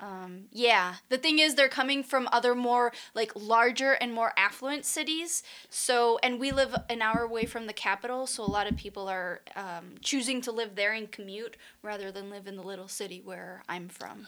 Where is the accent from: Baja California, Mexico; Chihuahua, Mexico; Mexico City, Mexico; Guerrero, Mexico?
Chihuahua, Mexico; moved away as an adult; also born or lived in Michigan; now in Las Vegas, United States; I am originally from Mexico, from the state of Chihuahua, born and raised, and I came to the U.S. for college